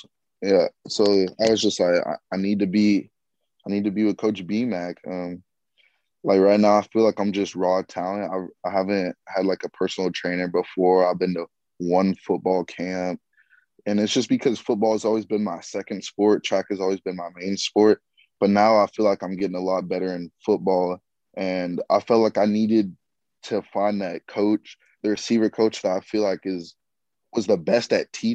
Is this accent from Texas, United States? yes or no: yes; Austin, Texas, United States; now in Fayetteville, United States; I'm from Austin, Texas.